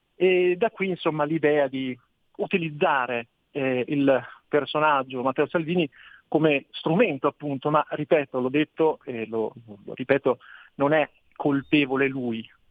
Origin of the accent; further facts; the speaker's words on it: Trento, Trentino-Alto Adige, Italy; io sono di Trento